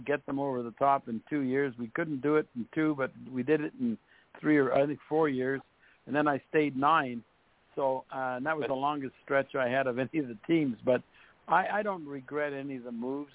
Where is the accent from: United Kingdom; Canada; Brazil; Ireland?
Canada; Montreal, Quebec; moved away as an adult; also born or lived in St. Louis / Buffalo / Detroit; we went to Montreal, and we uh, it was my hometown